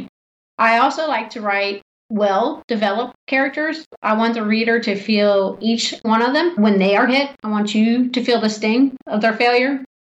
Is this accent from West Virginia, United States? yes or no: yes; Martinsburg, West Virginia, United States; also born or lived in Washington, D.C.; my hometown, Martinsburg, West Virginia